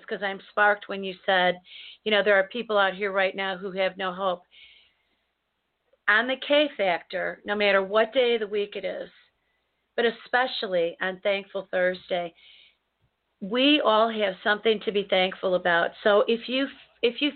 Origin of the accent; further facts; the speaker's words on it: United States; as an American